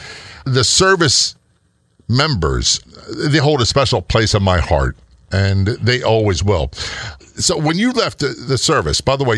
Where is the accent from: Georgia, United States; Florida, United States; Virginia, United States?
Virginia, United States; Norfolk; also born or lived in Passaic, New Jersey / Toms River, New Jersey / Spain; now in Maryland, United States; Yeah, I was born in Passaic, New Jersey, went to Toms River, then rode to Spain, and then most of my childhood, Norfolk, Virginia area, until retired, moved to Maryland.